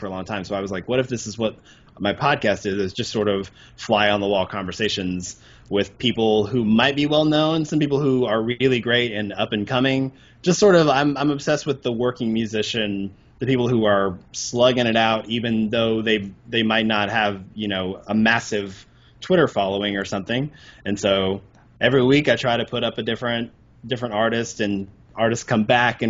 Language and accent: English; Arkansas, United States; moved away; I grew up in Arkansas